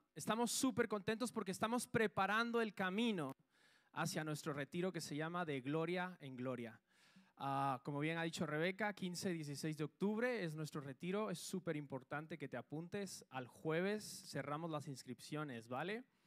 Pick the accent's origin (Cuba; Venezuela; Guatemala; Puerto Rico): Guatemala; now in Spain; Yo soy de Guatemala